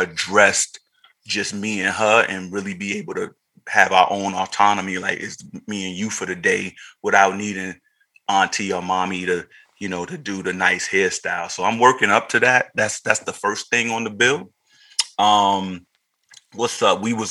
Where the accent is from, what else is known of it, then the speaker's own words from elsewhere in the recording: New York City, New York, United States; also born or lived in Rockaway, Queens / Brooklyn; now in Los Angeles, United States; I grew up in Harlem